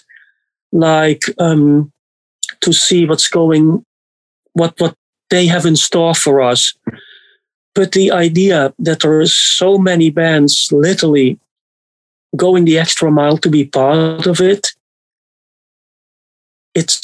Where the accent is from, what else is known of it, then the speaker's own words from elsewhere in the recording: Netherlands; I'm from the Netherlands